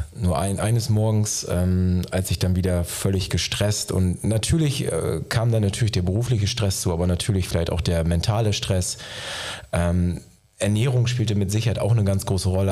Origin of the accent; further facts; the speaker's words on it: Osnabrück, Lower Saxony, Germany; bin gebürtiger Niedersachse, wie du auch, äh, komme aus der Gegend äh, aus Osnabrück